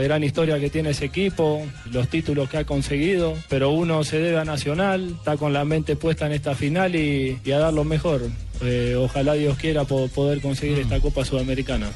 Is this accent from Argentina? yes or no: yes; Argentina; moved away as an adult; now in Colombia; como argentino